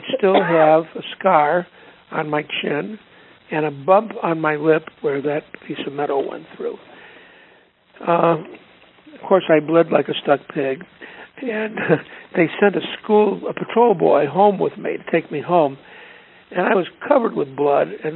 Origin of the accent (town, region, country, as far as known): Chicago, Illinois, United States